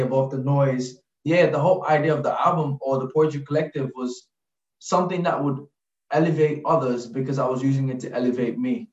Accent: Gambia; now in London, United Kingdom; growing up in the Gambia

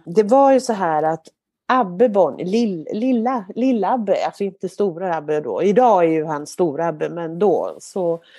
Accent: Kungälv, Västra Götaland, Sweden; moved away; also born or lived in Mölndal / Marstrand / Stockholm; Men uppvuxen då mina första år i Kungälv

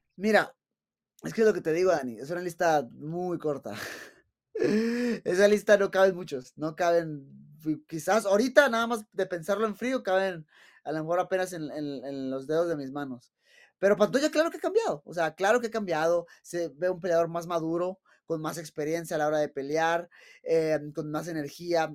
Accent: Mexico

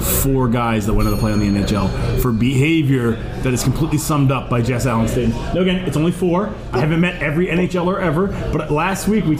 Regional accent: Canada; I'm Canadian

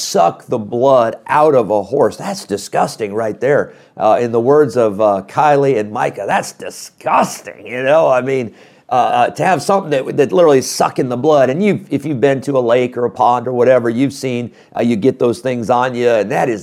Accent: Midwest, United States; growing up in the Midwest

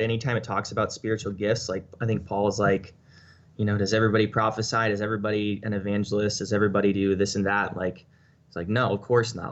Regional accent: United States; as an American

